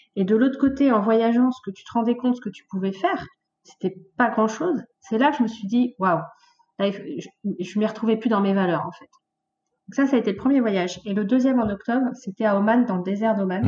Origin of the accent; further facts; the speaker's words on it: Mantes-la-Jolie, Île-de-France, France; moved away; je viens de Mantes-la-Jolie, la fameuse ville